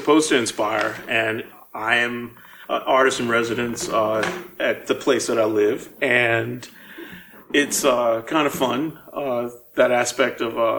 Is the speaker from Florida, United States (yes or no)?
no; New Orleans, Louisiana, United States; also born or lived in Boston; I was a kid living uptown. I was born in Treme, but I moved uptown when I was 4, and I grew up in the River Bend area in Pigeon Town